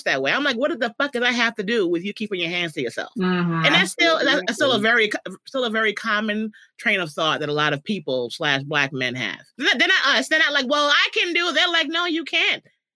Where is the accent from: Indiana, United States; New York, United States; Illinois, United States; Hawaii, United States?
New York, United States; now in California, United States; someone who grew up in the Bronx, who before I moved to California